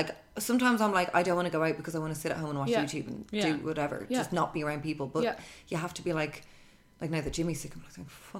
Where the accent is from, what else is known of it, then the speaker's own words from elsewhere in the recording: Ireland; as an Irish woman